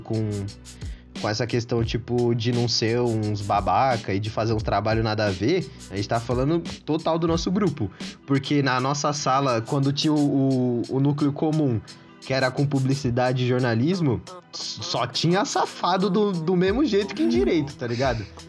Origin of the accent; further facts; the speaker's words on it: Santo André, São Paulo, Brazil; eu sou de, de Santo André